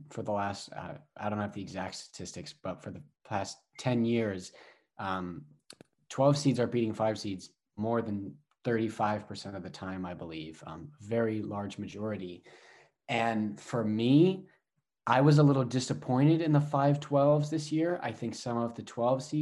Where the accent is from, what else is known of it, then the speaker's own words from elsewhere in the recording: Vermont, United States; I'm from Vermont. I live in Vermont.